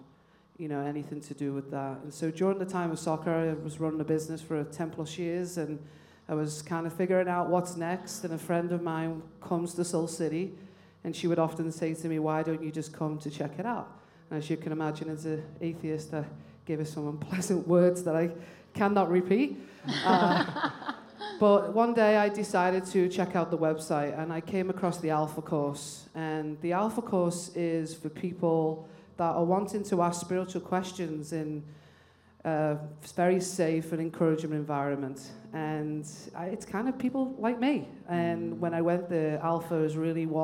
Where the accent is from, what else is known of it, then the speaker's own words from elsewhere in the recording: England, United Kingdom; moved away as an adult; now in United States; I come from England